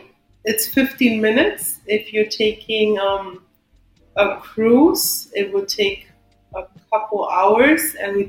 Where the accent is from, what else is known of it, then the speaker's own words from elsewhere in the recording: Hamburg, Germany; first language German; English is a second language; moved away as an adult; now in South Florida, United States; I'm originally from Germany, born and raised in Germany.